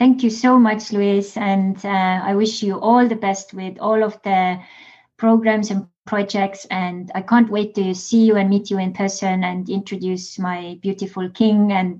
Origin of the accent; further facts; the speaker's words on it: Estonia; accent: Estonian; English is a second language; with my Estonian accent